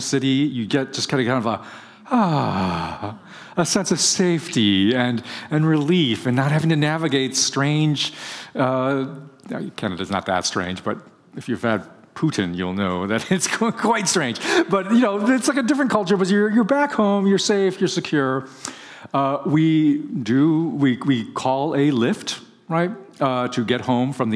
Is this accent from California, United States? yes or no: yes; Bay Area, California, United States; I'm from the Bay Area